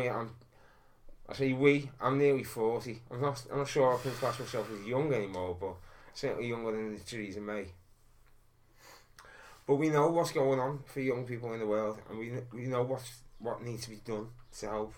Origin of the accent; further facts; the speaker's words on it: Liverpool, North West England, United Kingdom; I grew up in Soxteth on Granby Street